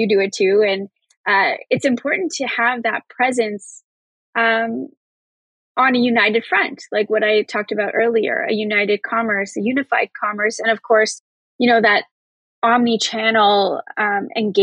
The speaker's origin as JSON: {"language": "English", "country": "Canada", "said": "as a Canadian"}